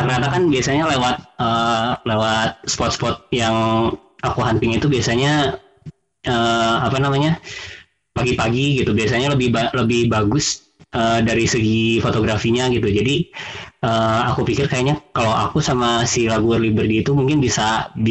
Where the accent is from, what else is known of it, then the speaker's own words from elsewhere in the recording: Bandung, West Java, Indonesia; Uh, saya asal dari Bandung.